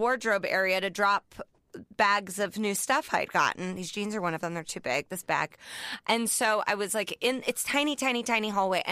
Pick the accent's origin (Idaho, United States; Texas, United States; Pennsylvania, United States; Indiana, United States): Indiana, United States; Indianapolis; I'm from Indianapolis